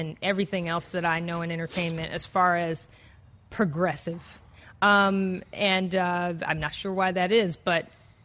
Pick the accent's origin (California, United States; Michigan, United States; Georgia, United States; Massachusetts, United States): Michigan, United States; Detroit; I'm from Detroit.